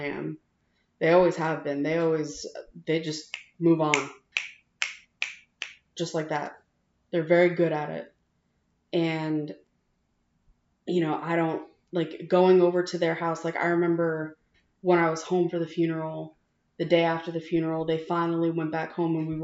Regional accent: New Jersey, United States; growing up in New Jersey

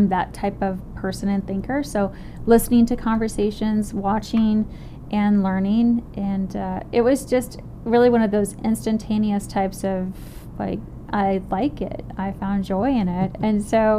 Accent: Arizona, United States; I'm from Arizona

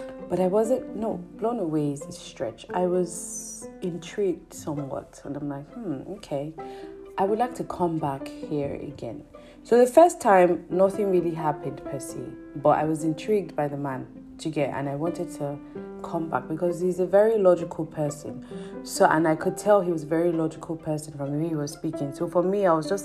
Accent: Nigeria; as a Nigerian living in Nigeria.

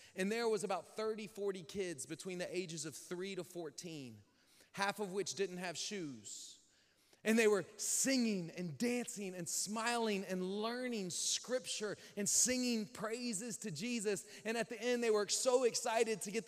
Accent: United States; as an American gringo

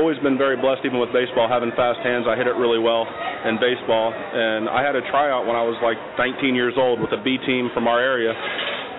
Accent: Delaware, Ohio, United States; I was born in Delaware, Ohio, small town just about 20 minutes north of Columbus

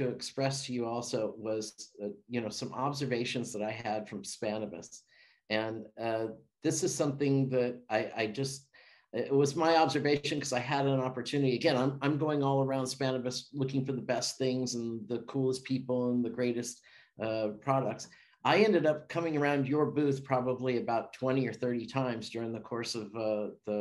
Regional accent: California, United States; moved away; also born or lived in Amsterdam; I grew up in California

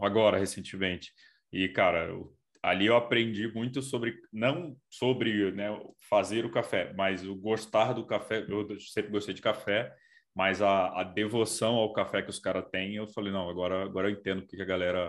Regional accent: Brasília, Federal District, Brazil; eu, eu sou de Brasília

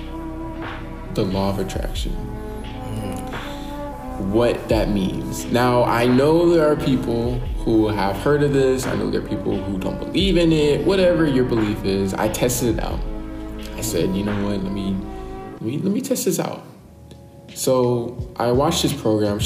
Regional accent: Virginia, United States; moved away; I had a group of friends who I was really close with back in my hometown, Virginia

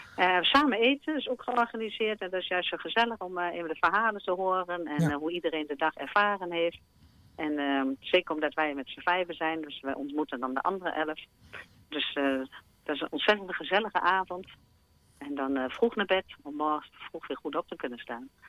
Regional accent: Hengelo, Gelderland, Netherlands; ik kom uit de buurt, dus Hengelo-Gelderland

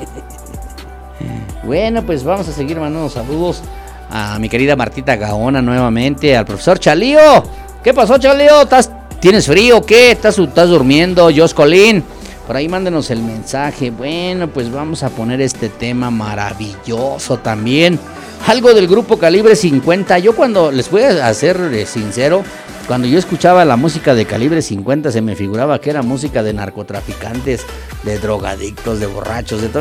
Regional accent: Acambay, State of Mexico, Mexico; aquí en mi pueblo

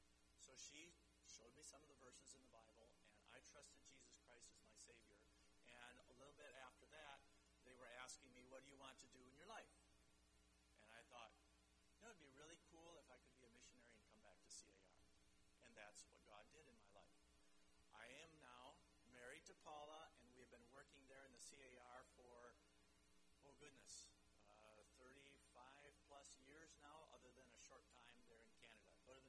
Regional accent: Chad; also born or lived in Central African Republic; And so I grew up in the Chad and the CAR, but I'm not African.

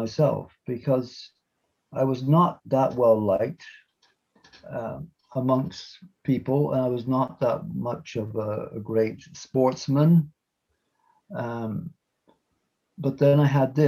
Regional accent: Canada; born in Canada in 1947

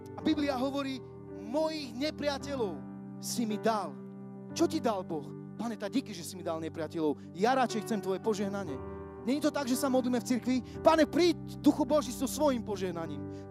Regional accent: Košice, Košice Region, Slovakia; lebo ja nesom Bystričan, som Košičan

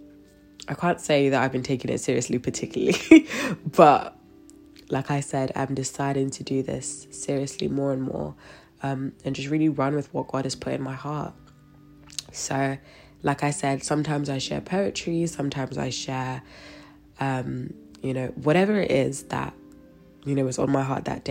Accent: London, United Kingdom; I'm from London

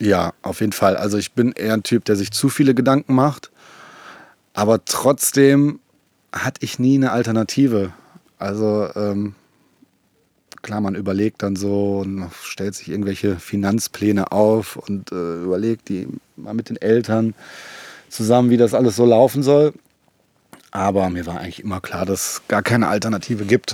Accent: Essen, North Rhine-Westphalia, Germany; wir kommen ja beide aus Essen

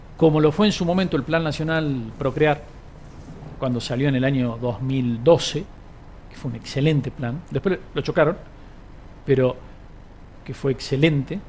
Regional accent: Argentina

